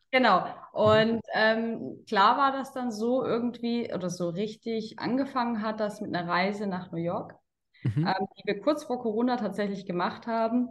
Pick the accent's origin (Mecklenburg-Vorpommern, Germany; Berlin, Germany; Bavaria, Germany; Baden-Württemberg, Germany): Baden-Württemberg, Germany; Karlsruhe; ich komme aus Karlsruhe und bin jetzt im Vertrieb tätig.